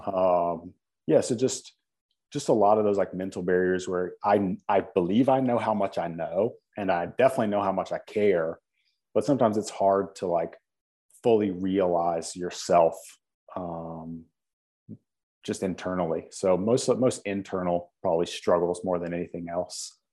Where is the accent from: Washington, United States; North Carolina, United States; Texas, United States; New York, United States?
North Carolina, United States; Winston-Salem; being that I'm from Winston-Salem, being that, you know, we, I played high school sports here